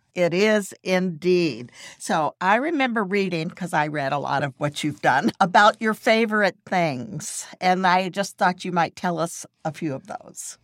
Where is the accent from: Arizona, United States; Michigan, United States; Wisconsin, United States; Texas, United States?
Texas, United States; also born or lived in California; now in Florida, United States; I grew up in Texas, and I've been in Florida for more than thirty years now